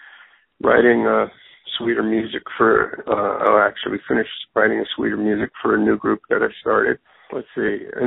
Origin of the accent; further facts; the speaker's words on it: New York City, New York, United States; now in Los Angeles, United States; I'm from the Bronx in New York